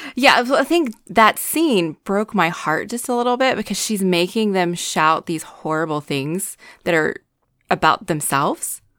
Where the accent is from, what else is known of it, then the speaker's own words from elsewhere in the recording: North Carolina, United States; I'm also from North Carolina, so I'm dealing with the southernness